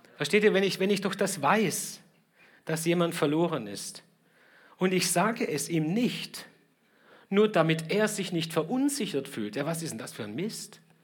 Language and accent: German; Germany; uns in Deutschland